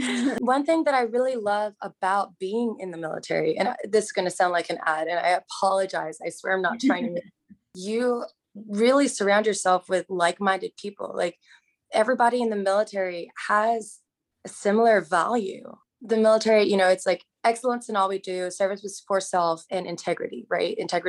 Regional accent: Hong Kong; now in United States; So I grew up abroad. I grew up in Hong Kong, and I was surrounded by a melting pot of different cultures. And coming to the US, I realized that there can be certain biases. So I came to the US in 06

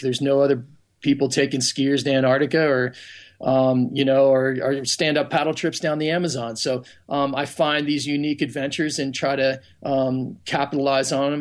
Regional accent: Pennsylvania, United States; I grew up in Pennsylvania

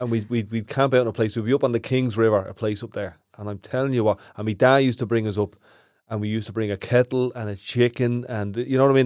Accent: Ireland; We're all Irish

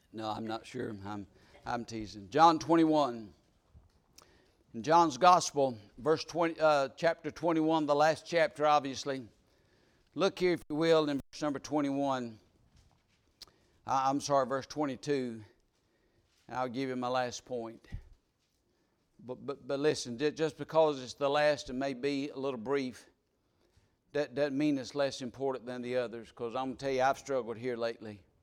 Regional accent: South Georgia, United States; moved away; I was born in, in South Georgia

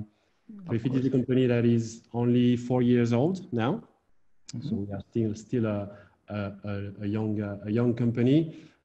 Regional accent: Amiens, Hauts-de-France, France; English is a second language; moved away as an adult; also born or lived in Reims, France / Netherlands / Madrid, Spain; I'm a native from France. Then I was born in the north of France, in Amiens

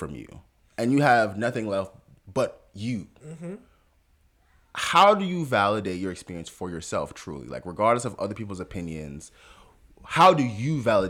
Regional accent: Jamaica; Being Jamaican, and I'll be very honest, sometimes I utilize it in like a, I'm not one of these African Americans.

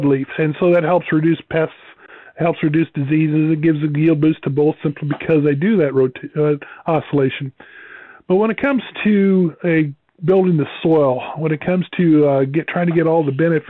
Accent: Nebraska, United States; I grew up in Nebraska

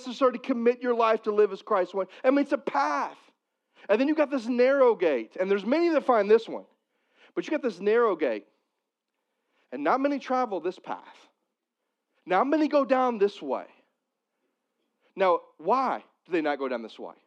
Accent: Missouri, United States; I'm from Missouri.

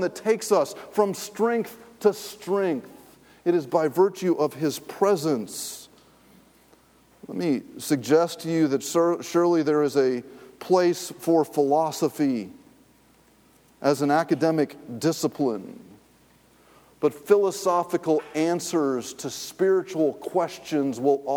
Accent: Raleigh, North Carolina, United States; I grew up in Raleigh, North Carolina.

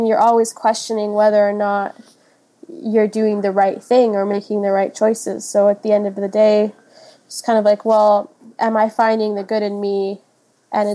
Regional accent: Switzerland; also born or lived in Kenya; now in Edmonton, Canada; I was born in Kenya. My mom is Kenyan and my dad is Swiss. So after, I think I was like one, and then we moved to Switzerland.

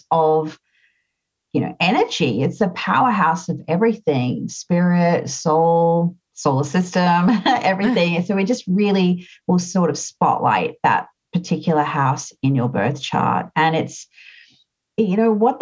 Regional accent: Australia; I'm an Australian.

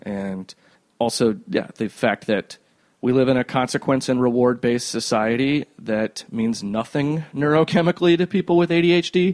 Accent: Cedar Rapids, Iowa, United States; also born or lived in Cherry Hill, New Jersey; my th- second year, third year of school, uh, we moved from Cherry Hill, New Jersey, whose education system was trash, mm-hmm. to Cedar Rapids, Iowa

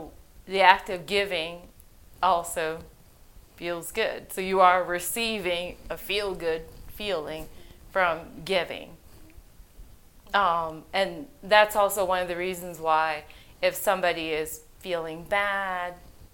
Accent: Haiti; moved away; I'm originally from Haiti.

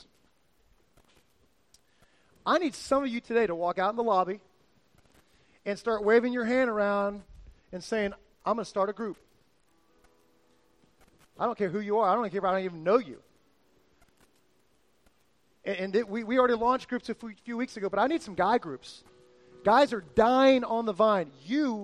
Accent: South Florida, United States; moved away; I grew up in South Florida with my dad

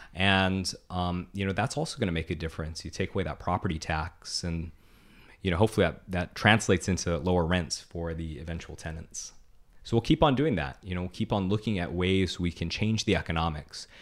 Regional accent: Honolulu, Hawaii, United States; I grew up in Aleva Heights. It's the heart of District Six.

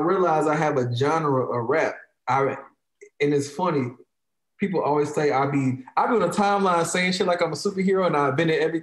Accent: Chicago, Illinois, United States; I'm from Chicago.

